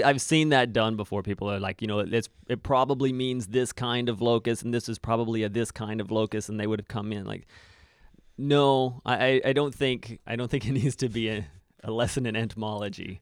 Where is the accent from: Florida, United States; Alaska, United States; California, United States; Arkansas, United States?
Arkansas, United States; moved away; I grew up in the States